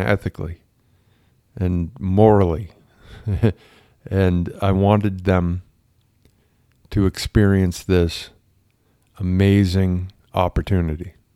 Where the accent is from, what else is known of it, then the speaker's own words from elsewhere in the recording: Massachusetts, United States; I grew up in Massachusetts